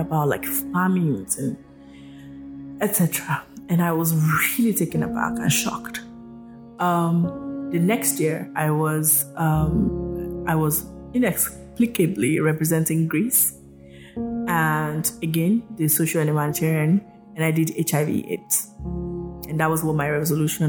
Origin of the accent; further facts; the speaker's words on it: Nigeria; moved away; also born or lived in United States; I was Yoruba when I was living in Nigeria